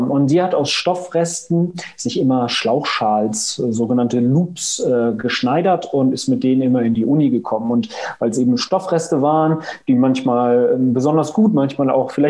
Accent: Lüneburg, Lower Saxony, Germany; komme aus Lüneburg. Hier ist das Zentrum äh, meines Lebens. Bin ich gebürtiger Lüneburger, aber eigentlich meine ganze Kindheit hier verbracht. Ähm, zum Studium mal weggezogen, dann äh, wieder hergezogen

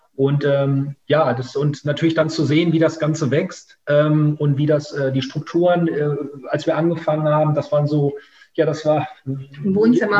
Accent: Münsterland, North Rhine-Westphalia, Germany; also born or lived in Essen / Africa; now in Ruhr area, Germany; komme ich aus Essen ursprünglich, ähm, bin dann aber ähm, äh, in einer anderen Stadt, äh, in Münsterland, aufgewachsen

